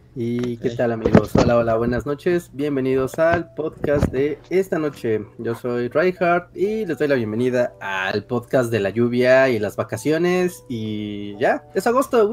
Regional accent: Mexico; estamos en México, somos puros mexicanos

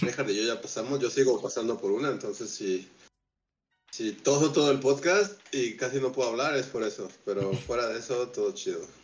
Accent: Mexico City, Mexico; nuestra chilanguez

